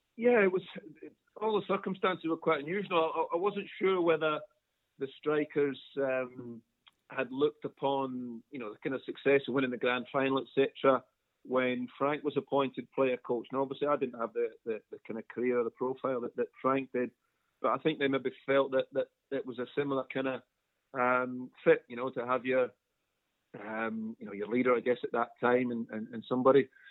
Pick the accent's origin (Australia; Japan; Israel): Australia; Brisbane, Queensland; moved away as an adult; also born or lived in Scotland; now in United Kingdom; we emigrated to Brisbane, uh, what, something like 18 years previous to that. Uh, spent you know, the vast majority of my childhood in Queensland